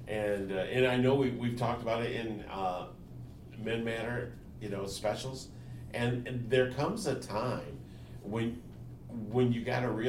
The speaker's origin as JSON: {"language": "English", "country": "United States", "also_born_or_lived": "Japan", "said": "I'm an American"}